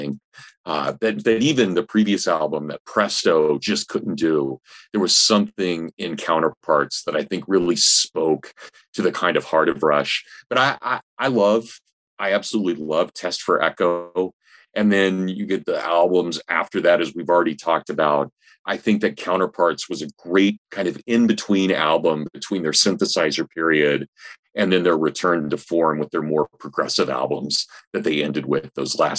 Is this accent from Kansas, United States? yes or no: yes; Hutchinson, Kansas, United States; I grew up in Kansas. I grew up in a medium-sized town, about 35,000 people, Hutchinson, Kansas.